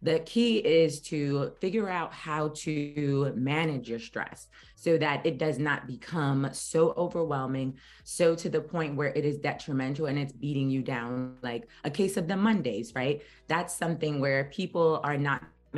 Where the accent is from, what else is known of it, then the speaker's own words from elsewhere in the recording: New York City, New York, United States; I'm from Brooklyn, New York